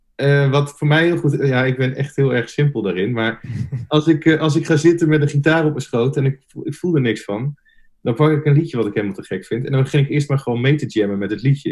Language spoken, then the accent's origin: Dutch; Nunspeet, Gelderland, Netherlands; moved away as an adult; also born or lived in Zwolle; now in The Hague, Netherlands; ik kom oorspronkelijk uit Nunspeet, klein dorpje onder Zwolle